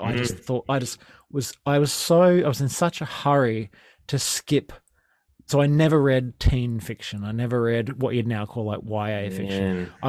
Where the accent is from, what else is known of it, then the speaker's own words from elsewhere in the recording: Sunshine Coast, Queensland, Australia; so I'm from the Sunshine Coast in Queensland